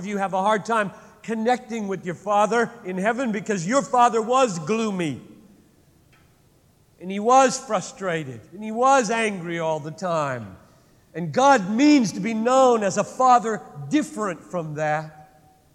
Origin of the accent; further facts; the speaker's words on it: United States